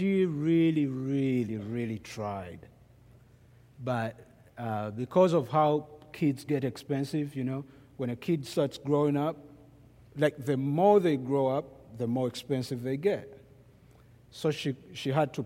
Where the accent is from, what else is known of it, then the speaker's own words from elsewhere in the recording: Kampala, Central Region, Uganda; now in United States; I am from Kampala, Uganda. Kampala is the capital of Uganda.